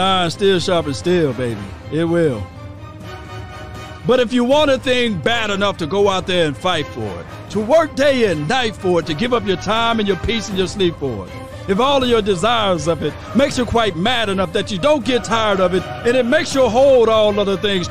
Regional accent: Mississippi, United States; I'm from Mississippi

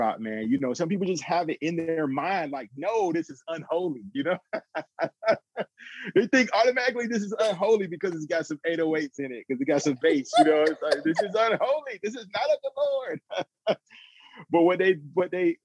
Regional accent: Atlanta, Georgia, United States; I grew up in Atlanta. I'm originally from Atlanta.

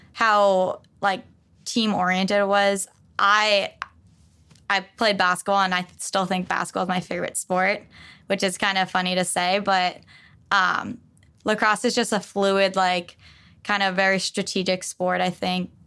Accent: West Babylon, New York, United States; I grew up on Long Island

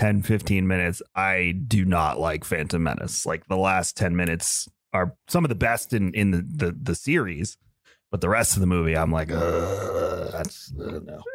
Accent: Long Island, New York, United States; now in Tampa, United States; where I'm originally from. I'm from Long Island

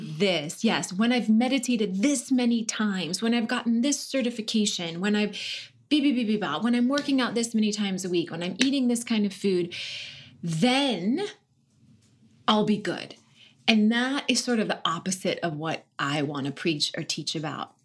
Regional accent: North Dakota, United States; moved away as an adult; also born or lived in Washington, D.C.; now in Los Angeles, United States; I grew up in North Dakota and I was raised Catholic, Irish Catholic

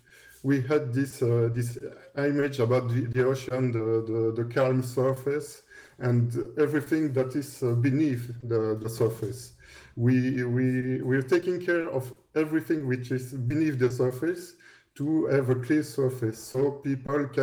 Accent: Belgium; English is a second language; I was working for the government here in Belgium, because we're both from Belgium

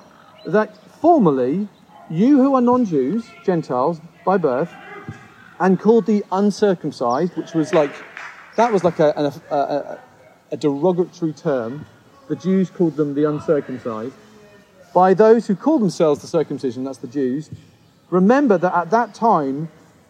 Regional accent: United Kingdom; a British person coming here

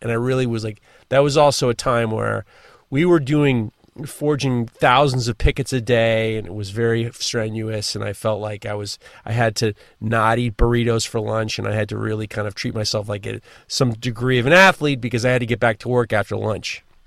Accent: New York City, New York, United States; growing up in New York City

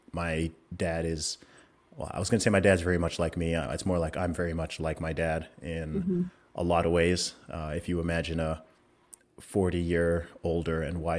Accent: Saudi Arabia; Of course, a lot of people know I grew up in Saudi Arabia. So I lived there for 20 years, and my parents used to work over there. Both my parents are originally from Nigeria.

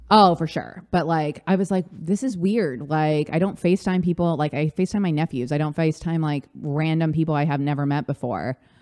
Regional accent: Orange County, California, United States; now in New York City, United States; I grew up in Orange County

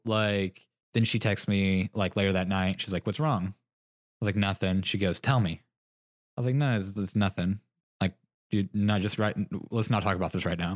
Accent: Texas, United States; moved away; growing up in Texas

